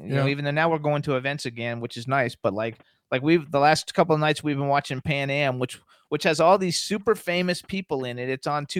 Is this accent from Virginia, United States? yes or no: no; Florida, United States; moved away; Because I'm from Florida.